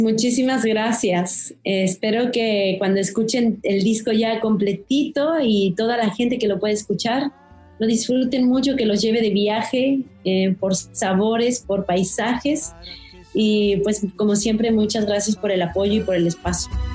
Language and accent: Spanish; Mexico; tenemos como mexicanos y, y, de la cotidianidad también del, del ser mexicano